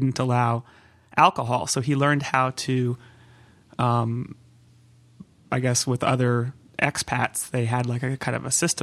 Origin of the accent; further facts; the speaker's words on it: Santa Cruz, California, United States; also born or lived in Long Beach, California; I grew up in Santa Cruz area in California